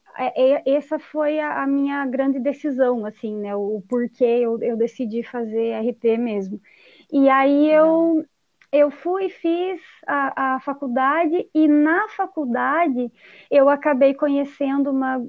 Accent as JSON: {"language": "Portuguese", "country": "Brazil", "tie": "born or raised there", "also_born_or_lived": "Cuiabá, Mato Grosso, Brazil", "said": "quando eu voltei aqui para minha cidade natal"}